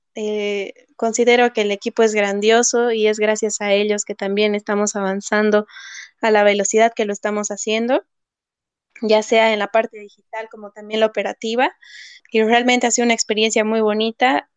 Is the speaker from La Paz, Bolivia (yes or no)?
no; Sucre, Chuquisaca, Bolivia; moved away as an adult; now in Santa Cruz, Bolivia; Yo soy de Sucre, nací en Sucre, estudié en Sucre